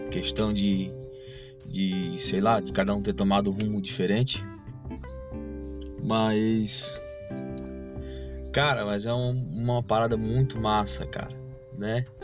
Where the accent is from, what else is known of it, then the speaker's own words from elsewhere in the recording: Palhoça, Santa Catarina, Brazil; A gente estava numa praia aqui de a Grande Florianópolis, né, que a gente é de Floripa, a gente é de Palhoça. Palhoça, né? Palhoça que é a terra querida.